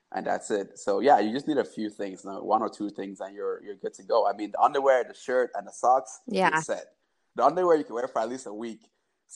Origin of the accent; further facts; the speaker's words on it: Cameroon; I'm from Cameroon